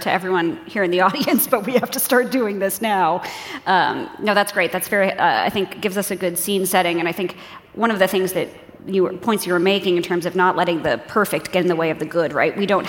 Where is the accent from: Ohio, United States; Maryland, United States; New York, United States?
New York, United States; I'm a New Yorker